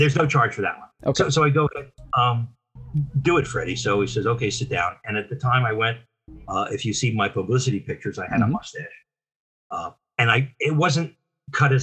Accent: Freehold, New Jersey, United States; I'm from Freehold, New Jersey

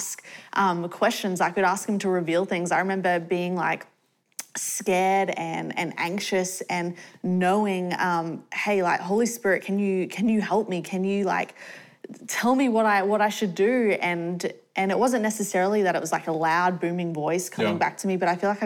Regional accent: Australia; moved away; I grew up in Australia, so we moved to Australia when I was about 6 years old

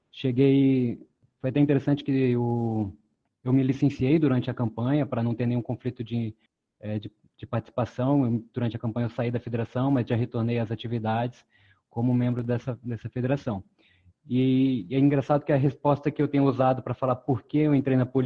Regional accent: Pará, Brazil; born there; now in Vitória, Brazil; Não sou daqui, morei em outras cidades antes, nasci no Pará, mas já me considero capixaba, estou há 11 anos em Vitória.

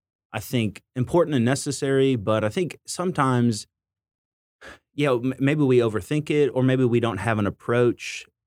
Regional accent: United States; I'm an American.

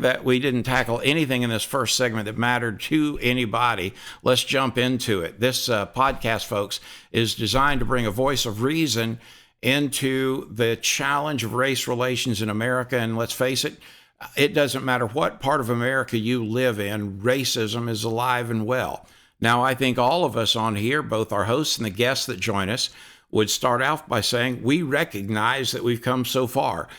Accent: Deep South, United States; I'm from the Deep South

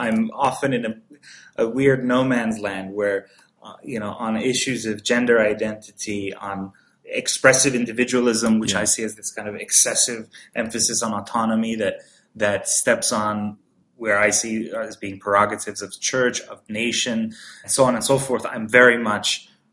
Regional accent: Iran; now in United States; I was born and raised in Iran

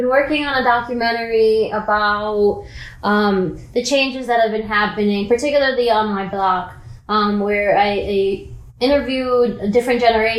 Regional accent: Dominican Republic; growing up in the Dominican Republic, you know, the disparities there are even more wide, you know, in a developing country

